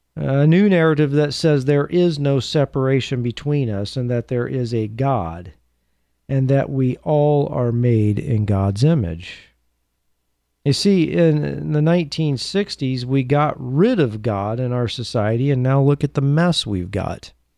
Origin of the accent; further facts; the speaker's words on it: Beaverton, Oregon, United States; my hometown of Beaverton